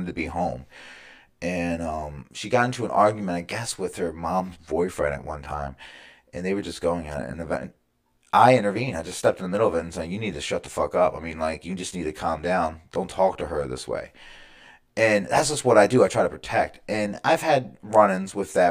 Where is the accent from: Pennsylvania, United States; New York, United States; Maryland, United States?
Maryland, United States; Baltimore; I am from Baltimore, Maryland. I was born in Baltimore County. You know, I grew up in the suburbs right outside of Baltimore.